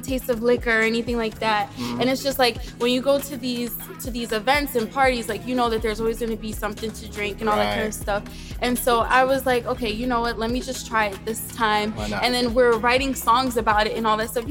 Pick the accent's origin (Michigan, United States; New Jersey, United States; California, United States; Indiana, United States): New Jersey, United States; Rahway; I'm from Jersey, Rahway